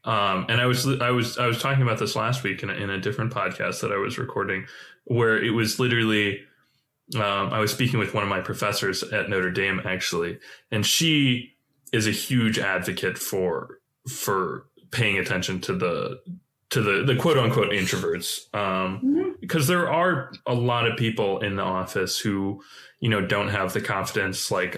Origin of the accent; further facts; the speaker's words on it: China; I went to China. I grew up in China. You know, I went and studied at like a local school, and that's appealing.